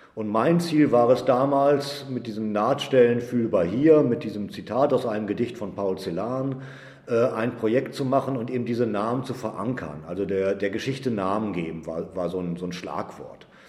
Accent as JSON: {"language": "German", "town": "Edemissen", "region": "Lower Saxony", "country": "Germany", "tie": "born or raised there", "moved": "as an adult", "lives_now": "Herne, Germany", "said": "ich komme eigentlich aus Edemissen, einem 500 Seelendorf äh, in Niedersachsen im Leinetal."}